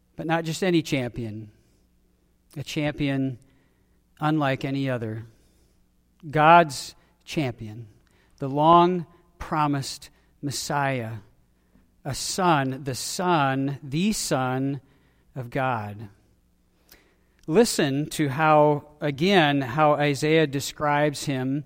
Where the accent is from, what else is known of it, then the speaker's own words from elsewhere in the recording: Wisconsin, United States; I was born in Wisconsin. I grew up in Wisconsin